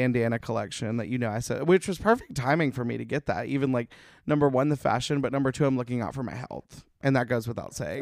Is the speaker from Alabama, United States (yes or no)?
yes; Alabama, United States; now in Los Angeles, United States; that's where we grew up going to in Alabama